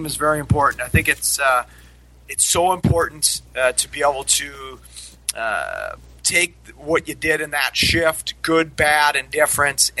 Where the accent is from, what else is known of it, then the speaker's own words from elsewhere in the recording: Minnesota, United States; moved away as an adult; also born or lived in Denver; now in Troy, United States; I grew up in Minnesota.